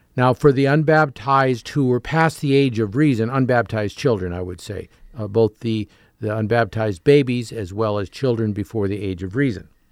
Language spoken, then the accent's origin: English; Canada; moved away; having grown up as a Canadian